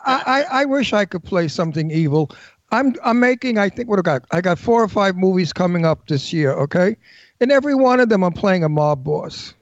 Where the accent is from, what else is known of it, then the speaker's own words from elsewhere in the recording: New York City, New York, United States; accent: Brooklyn; I'm from Brooklyn. My accent's natural